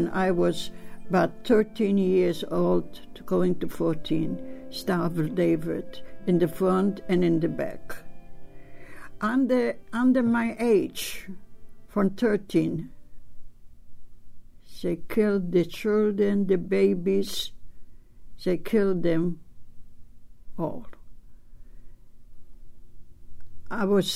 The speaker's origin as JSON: {"language": "English", "country": "Poland", "tie": "born or raised there", "second_language": "English", "moved": "as an adult", "said": "I was born in Poland, and I have a family of seven people"}